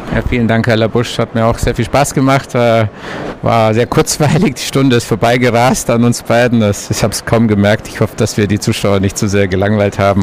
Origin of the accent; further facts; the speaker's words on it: Allgäu, Bavaria, Germany; ich bin im Allgäu geboren, da lagen früher in meiner Kindheit meterhohe Berge vor der Tür